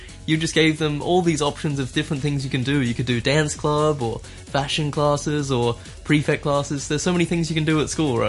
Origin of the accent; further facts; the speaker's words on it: Australia; now in Hong Kong; I'm from Australia.